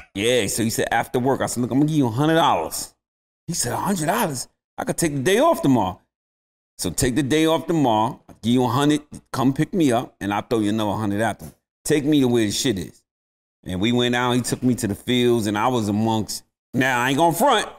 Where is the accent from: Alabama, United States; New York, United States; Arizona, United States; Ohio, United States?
New York, United States; New York City; I'm from the South Bronx, man. Being from the Bronx, we at the bottom of the barrel.